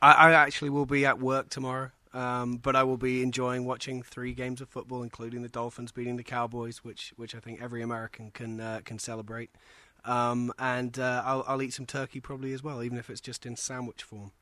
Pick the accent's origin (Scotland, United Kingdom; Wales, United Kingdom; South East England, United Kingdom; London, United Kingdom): South East England, United Kingdom; Oxford; moved away as an adult; now in United States; my hometown of Oxford.